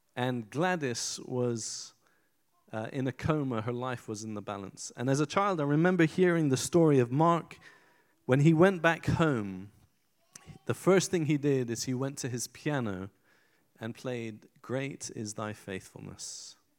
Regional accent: Iran; moved away; I was born in Iran in 1974.

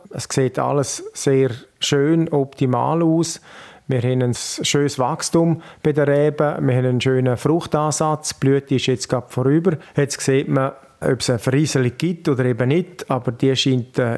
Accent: Grisons, Switzerland; Der Ruf bedeutet natürlich bei uns in Graubünden sehr viel.

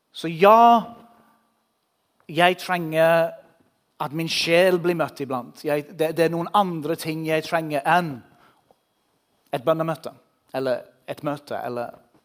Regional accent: England, United Kingdom; Norwegian is a second language; now in Norway; Jeg bor i Norge, jeg kommer fra England

